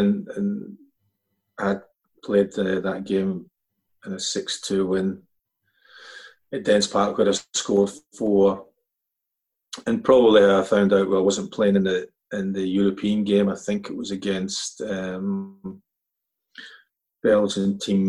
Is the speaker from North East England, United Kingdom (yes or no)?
no; Scotland, United Kingdom; we grew up in Scotland, you were allowed to have an English side as well.